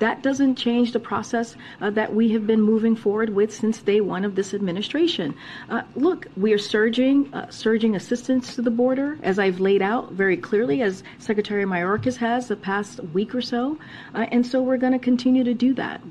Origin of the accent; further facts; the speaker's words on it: United States; I'm from the United States of America and I speak American